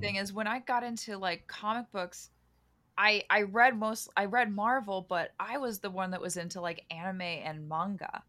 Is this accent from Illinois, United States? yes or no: no; Los Angeles, California, United States; I grew up in Los Angeles